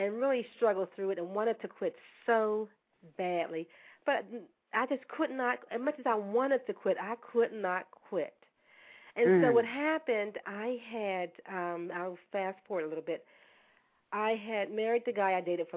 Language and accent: English; Pittsburgh, Pennsylvania, United States; I was born in Pittsburgh, in the inner city of Pittsburgh, to basically – I'm going to say basically a single parent